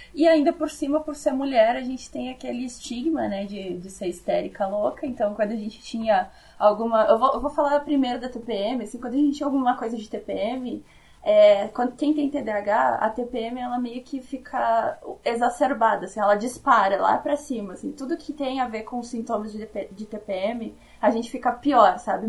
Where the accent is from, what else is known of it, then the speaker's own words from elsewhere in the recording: South Region, Brazil; accent: southern; eu vou ser o sotaque do sul